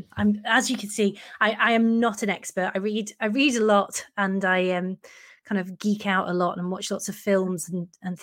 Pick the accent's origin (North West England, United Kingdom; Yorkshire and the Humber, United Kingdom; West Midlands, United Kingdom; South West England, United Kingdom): North West England, United Kingdom; Chester; I'm from Chester, I live in Chester